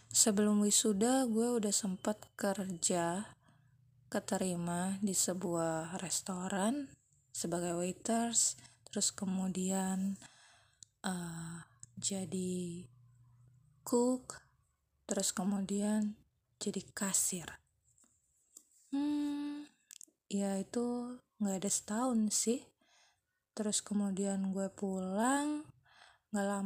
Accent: Tangerang, Banten, Indonesia; also born or lived in Yogyakarta; gue lahir di Tangerang, SD, SMP, SMA juga di Tangerang, kemudian kuliah di Jogja, hmm, 9 tahun lah ya

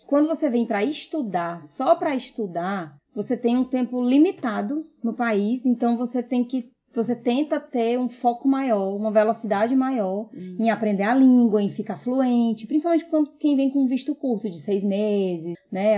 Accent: Brazil; now in Australia; eu sou brasileira, eu não consigo deixar as minhas raízes de lado.

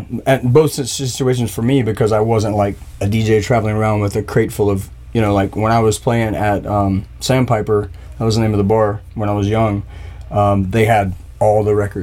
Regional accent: Myrtle Beach, South Carolina, United States; Myrtle Beach.

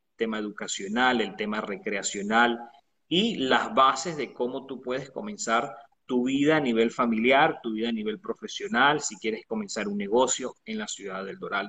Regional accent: Venezuela; moved away; una persona que nació en Venezuela

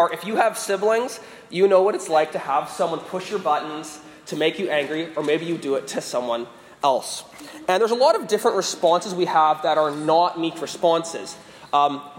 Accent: Vancouver, British Columbia, Canada; moved away; I'm from Vancouver, Canada

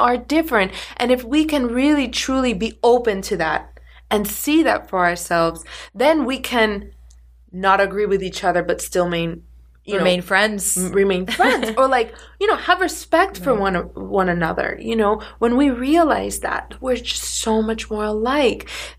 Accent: Miami, Florida, United States; I'm from Miami

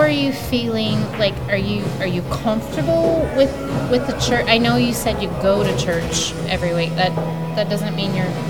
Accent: Utah, United States; I was raised here in Mormon

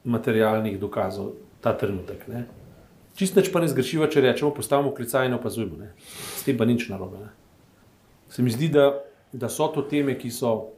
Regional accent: Slovenia

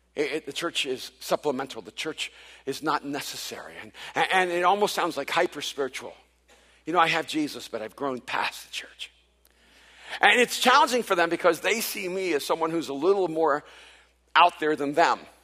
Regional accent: El Salvador; now in United States; I wasn't born in this country. I'm from El Salvador, and so I'm an immigrant

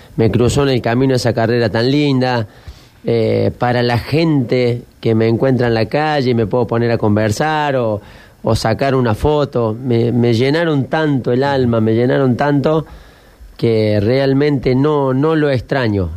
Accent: General Cabrera, Córdoba, Argentina; moved away; en los pueblos nuestros, Cabrera

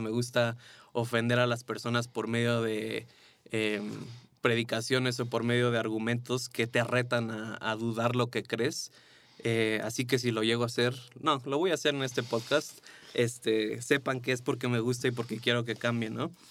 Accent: Mexico; después regresé aquí a México, eh, me casé

